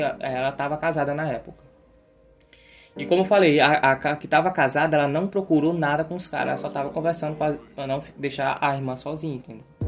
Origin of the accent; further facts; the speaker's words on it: Brazil; eu sou brasileiro